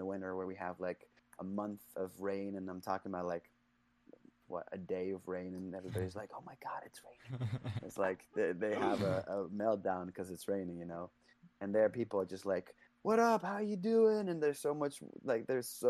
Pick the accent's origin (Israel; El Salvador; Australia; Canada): Israel; also born or lived in Netherlands; now in London, United Kingdom; I lived there till I was like 9 years old, and then me and my mom, we moved to Israel. And then, yeah, lived there for most of my life